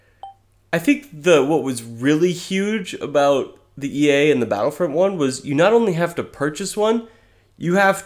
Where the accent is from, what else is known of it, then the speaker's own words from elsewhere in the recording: Oregon, United States; I was born in Oregon. But, yeah, I've got a little Missouri in my blood